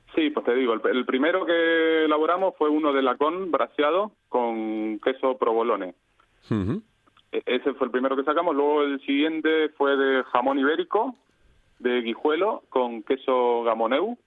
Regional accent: Argentina; moved away as an adult; now in Valencia, Spain; somos eh, emigrantes, nacimos en Argentina

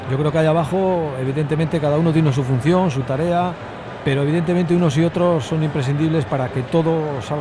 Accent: León, Castile and León, Spain; yo soy de León, también soy de zona

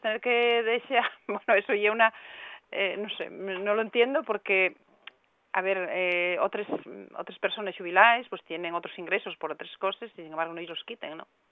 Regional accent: Asturias, Spain; aquí en Asturias

